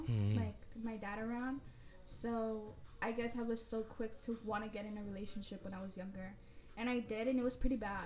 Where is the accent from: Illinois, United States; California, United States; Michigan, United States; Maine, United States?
California, United States; Los Angeles; also born or lived in Long Beach / Maywood / Bell; I was actually born and raised in South Central